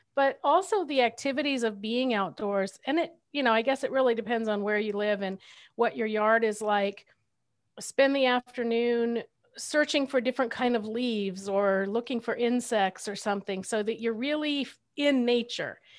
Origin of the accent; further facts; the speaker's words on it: Southern California, United States; I grew up in Southern California